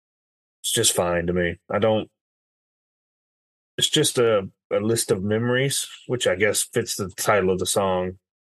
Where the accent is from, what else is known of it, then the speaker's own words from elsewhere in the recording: United States; We're Americans. We're not British